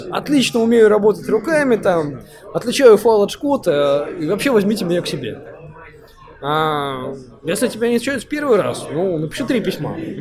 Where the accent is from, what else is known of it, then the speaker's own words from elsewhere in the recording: Far North, Murmansk Oblast, Russia; also born or lived in Saint Petersburg (Leningrad); рожденный в Ленинграде в СССР, ну, буквально там 2-3 месяца меня увезли на крайний север, и там сознательное свое детство я провел там.